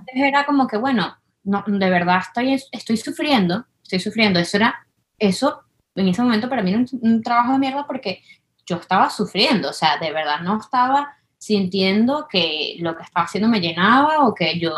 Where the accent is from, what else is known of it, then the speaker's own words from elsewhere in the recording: Venezuela; moved away; las dos somos venezolanas